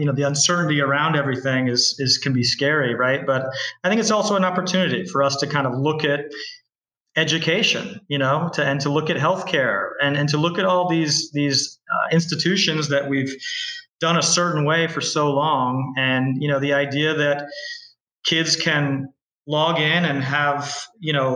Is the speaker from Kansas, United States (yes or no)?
yes; Kansas, United States; also born or lived in Bay Area, California; now in Tamarindo, Costa Rica; I'm from Kansas originally